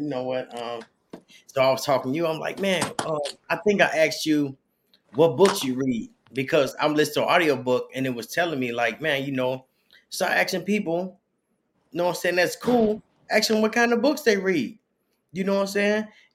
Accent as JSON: {"language": "English", "town": "Chicago", "region": "Illinois", "country": "United States", "tie": "born or raised there", "said": "when I grew up in Chicago in the projects"}